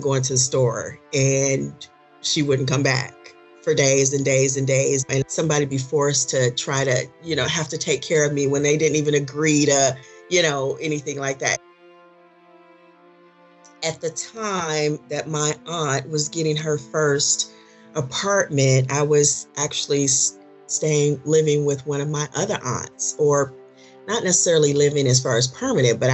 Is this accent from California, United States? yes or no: no; Detroit, Michigan, United States; moved away as an adult; here I am from Detroit